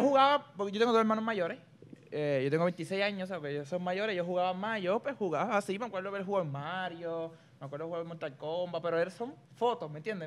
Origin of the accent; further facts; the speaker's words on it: Puerto Rico; Yo soy el primer puertorriqueño oficial